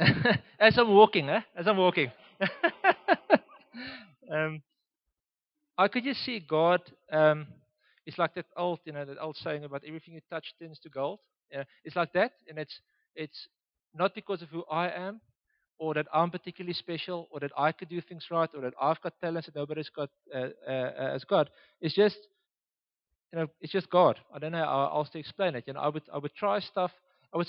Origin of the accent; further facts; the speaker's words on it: Oudtshoorn, Western Cape, South Africa; now in Gauteng, South Africa; I was born and raised in Oudtshoorn